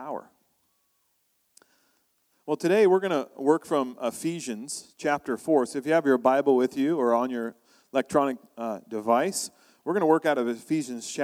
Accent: United States; moved away as an adult; now in Canada; I'm from the U.S., I'm American

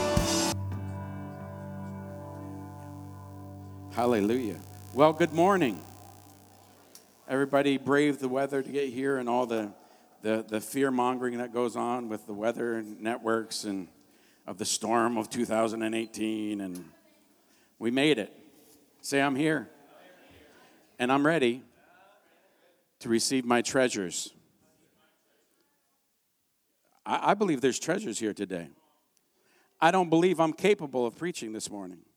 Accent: Canada; I'm a Canadian.

